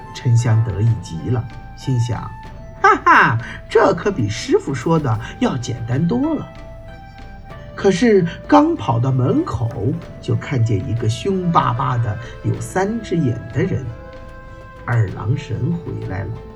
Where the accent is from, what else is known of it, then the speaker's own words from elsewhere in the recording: China; 我们中国人都称自己是炎黄子孙